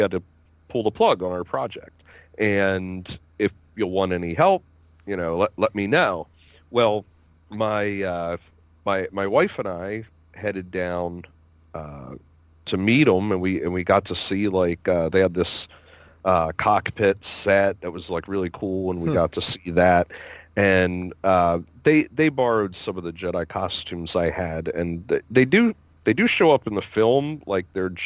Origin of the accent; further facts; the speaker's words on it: Pennsylvania, United States; we said, PA